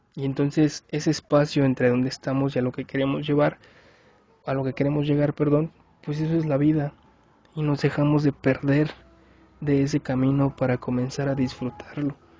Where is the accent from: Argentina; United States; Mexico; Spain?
Mexico; Yo soy mexicano